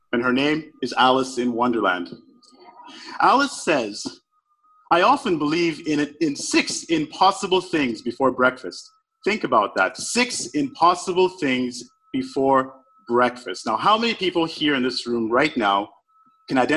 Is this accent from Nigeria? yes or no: yes; Nigeria; I was born in Nigeria. I was born in post-Civil War Nigeria